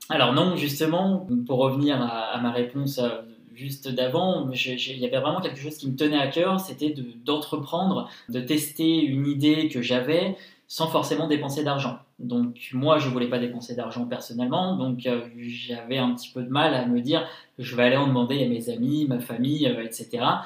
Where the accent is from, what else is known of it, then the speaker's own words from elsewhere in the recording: Lyon, Auvergne-Rhône-Alpes, France; also born or lived in Paris / New York; j'ai 25 ans, je suis lyonnais